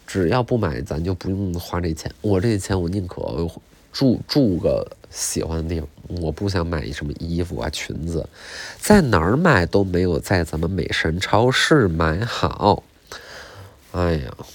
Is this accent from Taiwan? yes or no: no; China; 我中国人